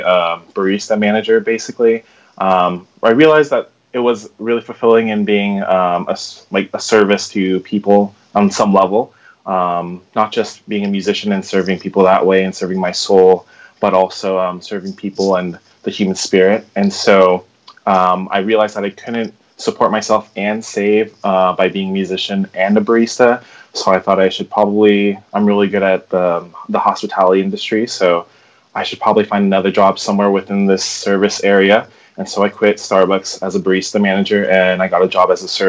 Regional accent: California, United States; moved away as an adult; now in Somerville, United States; I'm from California, but I came to the Boston area or Somerville area for my grad studies at Boston Conservatory

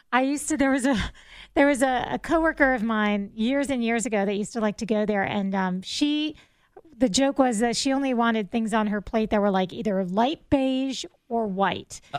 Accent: South Florida, United States; I'm a city girl. I grew up in South Florida.

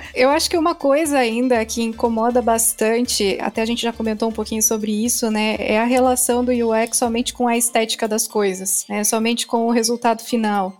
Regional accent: Joinville, Santa Catarina, Brazil; Eu sou aqui de Joinville

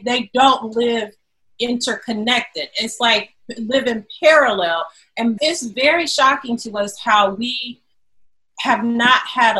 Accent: Detroit, Michigan, United States; also born or lived in Chicago; now in Evanston, United States; We moved to Evanston in 2014. We're both from Detroit.

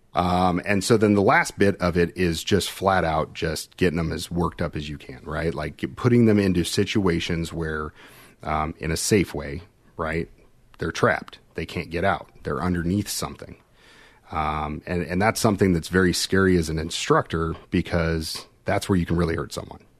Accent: Kansas City, United States; I'm from Kansas City

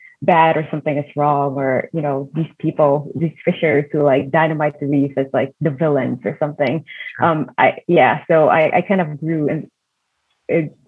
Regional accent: Indonesia; moved away; living and growing up in Indonesia

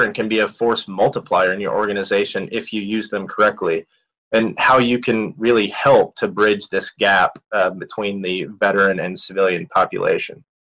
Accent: Indiana, United States; I'm a kid from Indiana

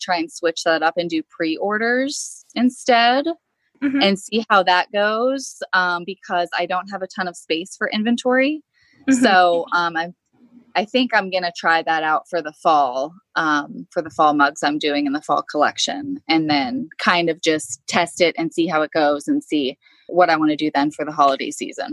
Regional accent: Pittsburgh, Pennsylvania, United States; I'm from the Pittsburgh, Pennsylvania area.

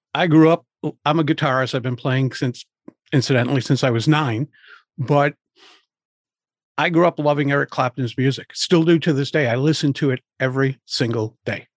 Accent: Providence, Rhode Island, United States; I grew up in Providence, Rhode Island. I live just outside of Providence now

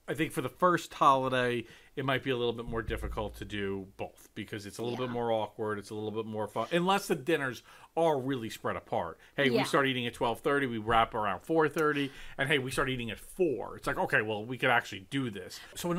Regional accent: New York, United States; And I'm obviously New York.

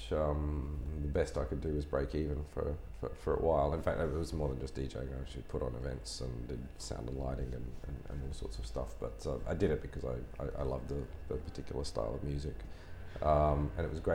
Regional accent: Townsville, Queensland, Australia; moved away as an adult; also born or lived in Brisbane; now in London, United Kingdom; I grew up in Townsville

